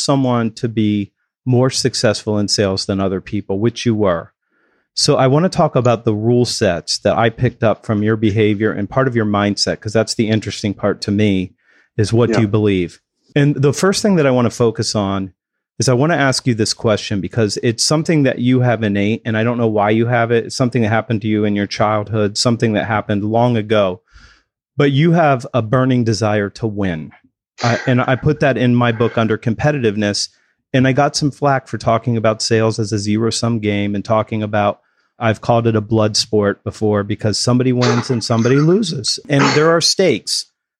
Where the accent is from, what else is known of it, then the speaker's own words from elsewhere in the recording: England, United Kingdom; I mean, I'm British.